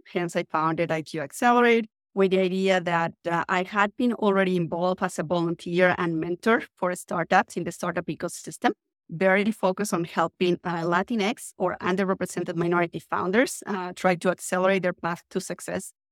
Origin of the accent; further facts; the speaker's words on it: Mexico City, Mexico; English is a second language; moved away as an adult; now in San Francisco, United States; I'm originally from Mexico City, but I am actually joining the podcast from San Francisco today